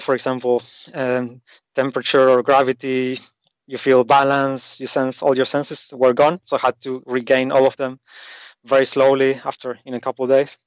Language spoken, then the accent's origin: English; Argentina; moved away as an adult; also born or lived in Asia; I grew up in South America, in Argentina